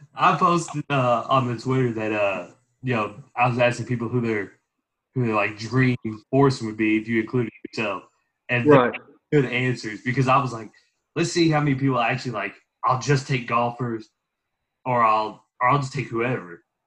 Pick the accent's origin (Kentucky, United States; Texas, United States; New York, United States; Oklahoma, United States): Kentucky, United States; Louisville; I grew up in Louisville, I coach kids